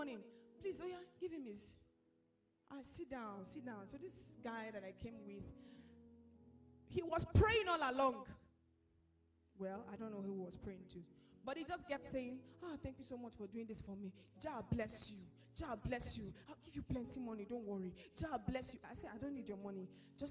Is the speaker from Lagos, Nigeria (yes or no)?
yes; Lagos, Nigeria; I was born in Lagos